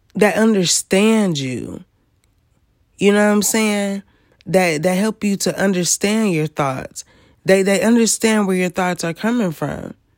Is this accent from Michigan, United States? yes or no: yes; Michigan, United States; I am from Michigan